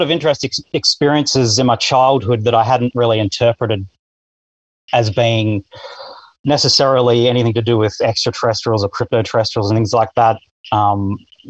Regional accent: Australia; I'm Australian, 42 years old

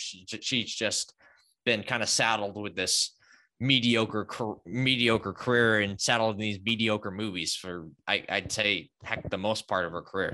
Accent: Boston, Massachusetts, United States; I'm actually from the Boston area

